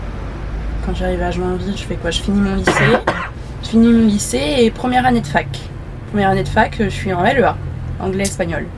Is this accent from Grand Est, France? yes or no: no; Montreuil, Île-de-France, France; also born or lived in Gonesse, Val-d'Oise; Je suis née à Gonest, dans le quatre-vingt-quinze, et j'ai grandi à Montreuil, dans le quatre-vingt-treize